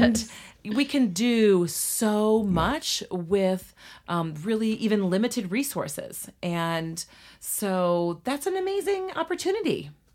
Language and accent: English; Litchfield, Illinois, United States; we moved to my hometown of Litchfield, Illinois, we as kids were ages two, three, and four